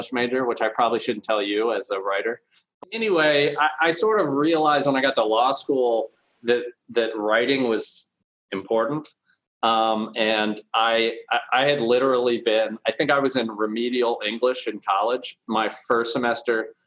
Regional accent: Kentucky, United States; I grew up in Kentucky. So I grew up actually on a farm out in about 40 minutes northeast of Louisville, Kentucky

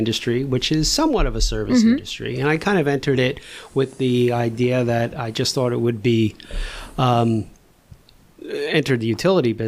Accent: New Jersey, United States; now in Sicklerville, United States; I grew up in North Jersey, you know, in a traditional Polish Roman Catholic parish

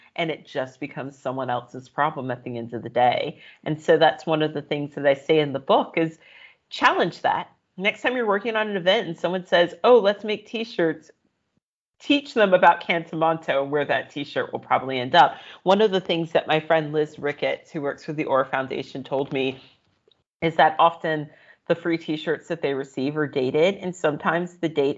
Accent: United States; as an American

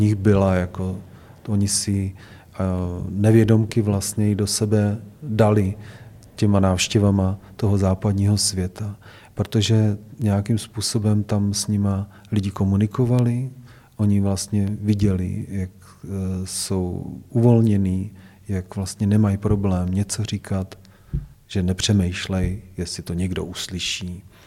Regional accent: Hradec Králové, Hradec Králové Region, Czechia; chtěl jsem zůstat v Hradci Králové, protože to je moje rodné město. Měl jsem k němu vztah od dětství

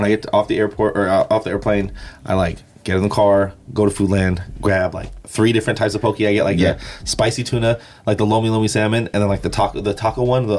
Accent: Waianae, Hawaii, United States; I grew up on Oahu in the west side. Waianae.

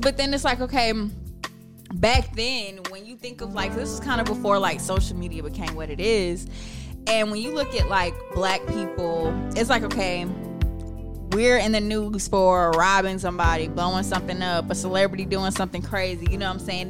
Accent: Ellenwood, Georgia, United States; I'm from Ellenwood. I'm from the east side, so that's where my family's from

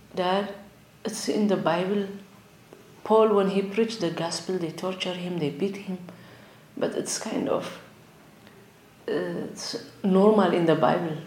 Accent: Asmara, Eritrea; moved away; I came from Eritrea, East Africa. Uh, I was born in Asmara, capital city of uh, Eritrea. So when I was eight years old, I started to attend in Orthodox church

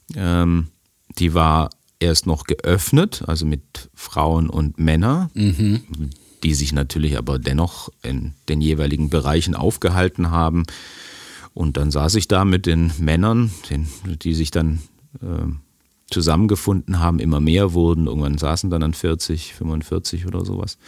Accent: Germany; als Deutscher

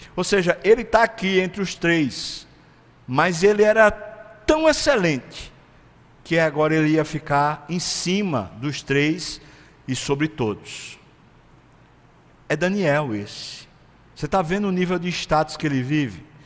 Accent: Brazil; a gente é brasileiro

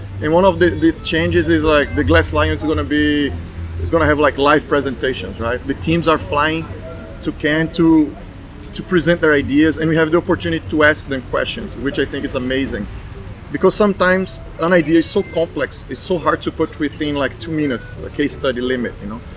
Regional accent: Brazil; moved away as an adult; also born or lived in Dubai / Bahrain; now in United States; I'm from Brazil, but I left Brazil 11 years ago.

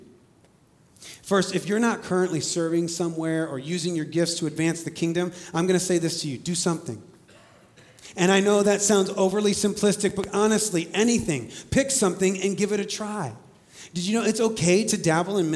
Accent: Indiana, United States; moved away; I am from Indiana and I do love Indiana

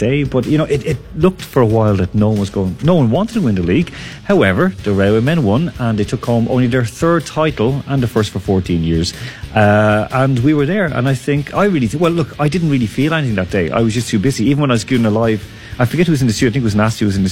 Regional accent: Leinster, Ireland; now in Moscow, Russia; Leinster won, of course, my own home province

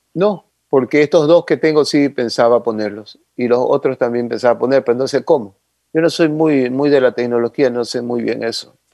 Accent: Ecuador; Yo soy ecuatoriano y toda esta gente ecuatoriana

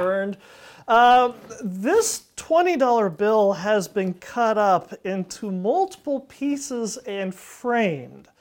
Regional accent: Ridgecrest, California, United States; now in San Joaquin Valley, United States; I grew up in Ridgecrest, California

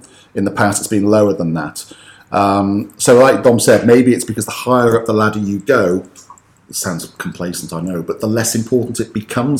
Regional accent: United Kingdom; moved away as an adult; now in Spain; because I'm British

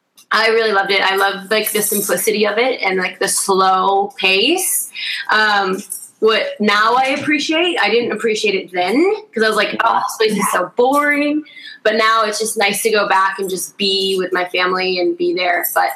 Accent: Wisconsin, United States; I lived in this tiny, small town. It just really grounded me in who I was.

